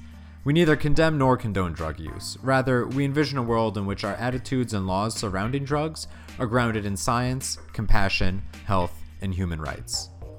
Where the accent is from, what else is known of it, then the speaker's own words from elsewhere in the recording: Boston, Massachusetts, United States; So this first story for this week is coming in from my home state